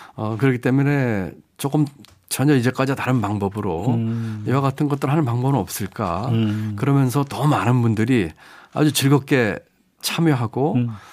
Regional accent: North Chungcheong, South Korea; moved away; 제가 태어나고 자란 곳이고

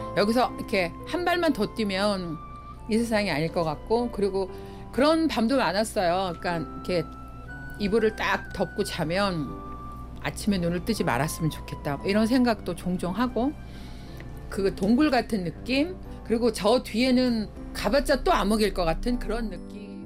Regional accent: Seoul, South Korea; 여기가 그러니까 구주소로 하월곡동 88번지예요. 미아리 성매매 집창촌 이 지역. 저는 여기가 원래 고향이에요

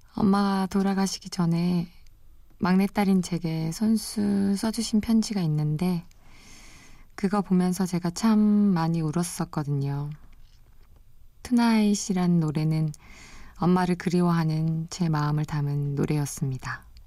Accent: Gyeongju, North Gyeongsang, South Korea; now in Seoul, South Korea; 저는 아주 시골에서 자랐어요. 경상북도 경주에서 태어나 유년 시절을 보냈는데요

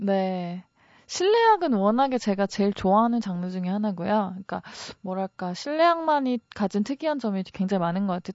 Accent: Wonju, Gangwon, South Korea; 제가 강원도 원주 사람이잖아요

